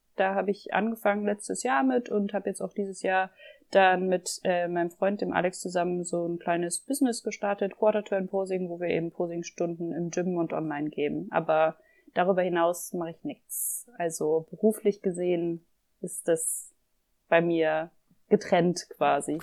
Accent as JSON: {"language": "German", "country": "Germany", "moved": "as an adult", "lives_now": "Vienna, Austria", "said": "ich komme aus Deutschland ähm, und wohne jetzt"}